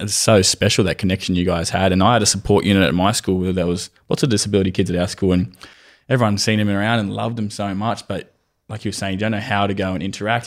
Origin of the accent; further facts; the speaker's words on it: Australia; where i grew up in Woolworth